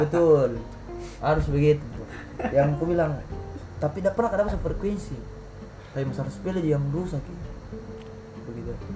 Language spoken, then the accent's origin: Indonesian; Makassar, South Sulawesi, Indonesia; moved away; kampung saya di Makassar